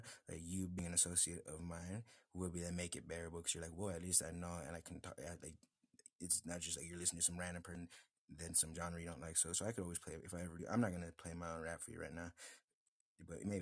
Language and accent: English; United States; I'm American